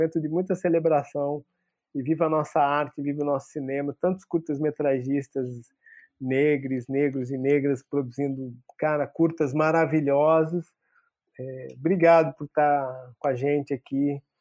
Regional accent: São Paulo, Brazil; Eu, como bom paulistano, chamaria de Jefferson D.

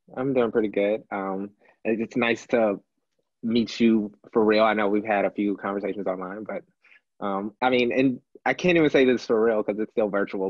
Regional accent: Houston, Texas, United States; moved away as an adult; also born or lived in Memphis, Tennessee; now in Milwaukee, United States; I was born in Memphis, Tennessee, but I was raised my entire life, uh, uh, all the way until adulthood in Houston

